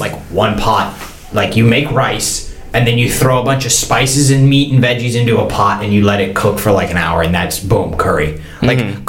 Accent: United States; as an American

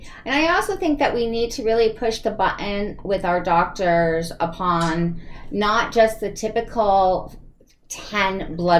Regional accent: East Coast, United States; I grew up on the East Coast. My bloodline is all from the East and the North.

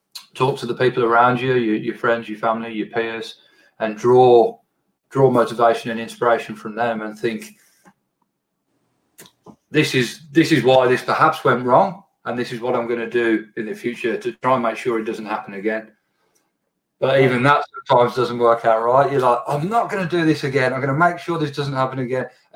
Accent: England, United Kingdom; moved away; my home country, England

